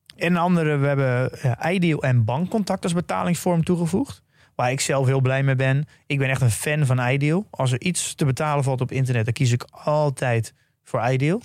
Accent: Netherlands; als Nederlander. dat je überhaupt geboren bent in Nederland

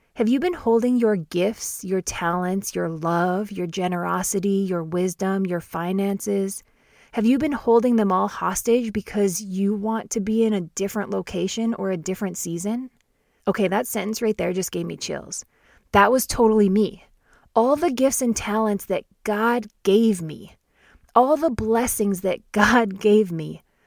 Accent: Canada; I'm Canadian, born and raised

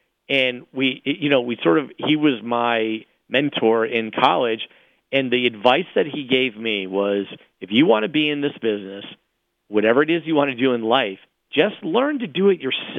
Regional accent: Vienna, Virginia, United States; also born or lived in Washington, D.C.; I was born in Washington, D.C., grew up in Vienna, Virginia, that's 8 miles outside the city, and really lived in Vienna, very rarely vacationed. We went to Cocoa Beach to visit my grandfather once a year or so, but I was just a Vienna boy.

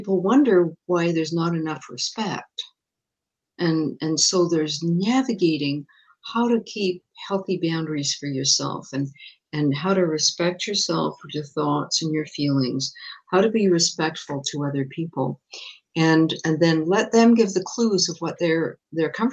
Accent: England, United Kingdom; now in Montreal, Canada; I was born in England and I had a kind of pretty traditional, pretty strict British upbringing

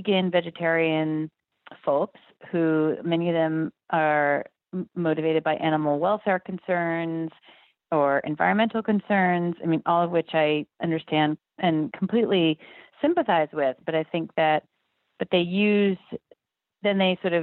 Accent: Berkeley, California, United States; I'm from Berkeley, California

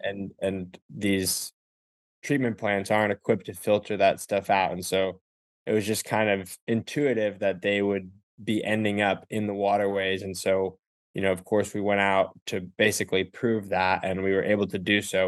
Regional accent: Ithaca, New York, United States; I'm from Ithaca, New York

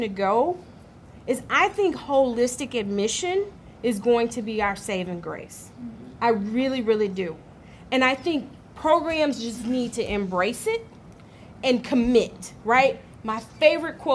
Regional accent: Arkansas, United States; I grew up in Arkansas

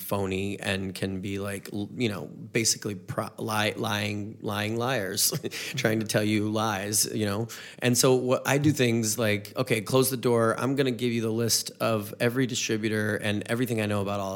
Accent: North Carolina, United States; moved away as an adult; now in Missouri, United States; I'm from the South, I'm from a different part of the South, North Carolina

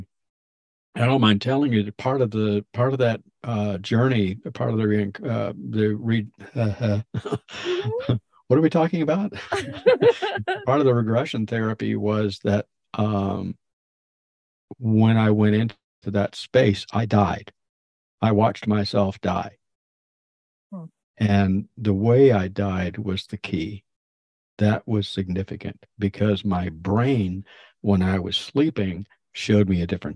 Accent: Florida, United States; moved away as an adult; also born or lived in Maine; I was moved out of Florida, my home state, and I was up in Maine living with Kenny

